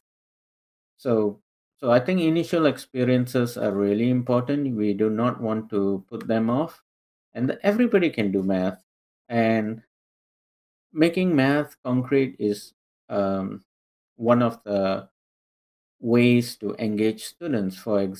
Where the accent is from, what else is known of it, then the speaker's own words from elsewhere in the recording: Singapore; moved away as an adult; now in North Carolina, United States; I grew up, I was born and raised in Singapore